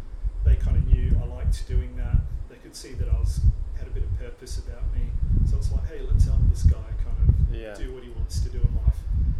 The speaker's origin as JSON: {"language": "English", "town": "Palmerston North", "region": "Manawatū-Whanganui", "country": "New Zealand", "tie": "born or raised there", "also_born_or_lived": "Gold Coast, Australia", "moved": "yes", "lives_now": "Australia"}